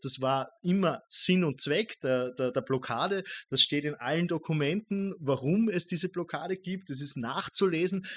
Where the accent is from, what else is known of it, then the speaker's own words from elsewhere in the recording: Austria; ich als Österreicher